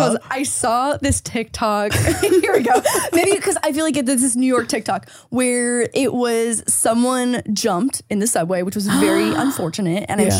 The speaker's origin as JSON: {"language": "English", "town": "Niagara Falls", "region": "Ontario", "country": "Canada", "said": "Niagara Falls area. Oh my God, and then obsessed. I went to school in Toronto."}